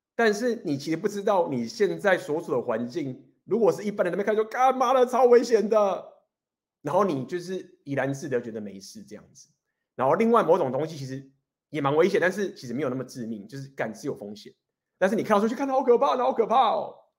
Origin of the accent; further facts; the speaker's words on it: Taiwan; moved away as an adult; also born or lived in Taipei; now in Spain; 我们今天身为一个台湾人，我们在台湾的夜市走在路上